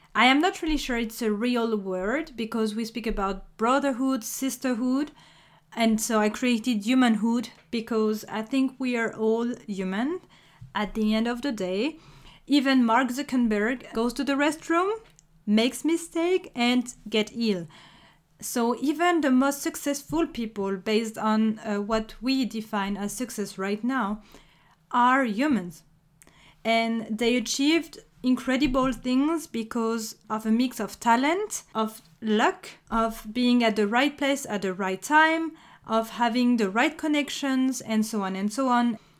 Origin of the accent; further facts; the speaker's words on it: France; accent: French; English is a second language; If you recognized my accent, you may have guessed that I'm French